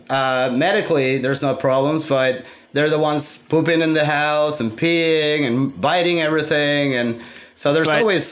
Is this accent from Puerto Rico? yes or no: yes; San Juan, Puerto Rico; now in Angleton, United States; I was born in Puerto Rico, San Juan, Puerto Rico.